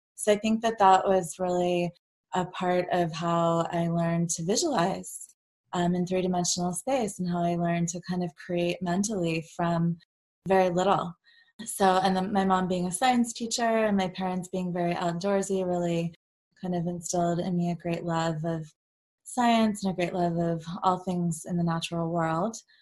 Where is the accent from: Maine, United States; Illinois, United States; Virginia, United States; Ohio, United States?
Virginia, United States; I grew up in Virginia